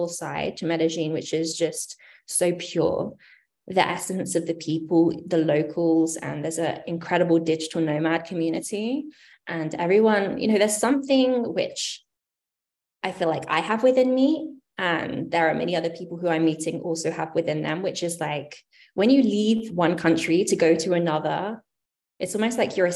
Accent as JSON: {"language": "English", "country": "United Kingdom", "moved": "as an adult", "lives_now": "United States", "said": "I am from the UK originally, in case you haven't been able to discern my accent"}